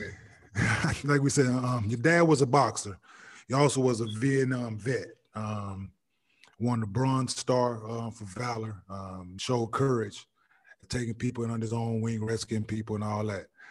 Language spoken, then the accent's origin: English; Dallas, Texas, United States; I grew up in Dallas, watching boxing here and there